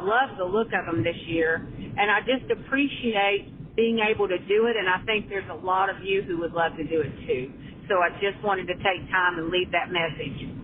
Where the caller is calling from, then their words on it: Newnan, Georgia, United States; from Newnan, Georgia.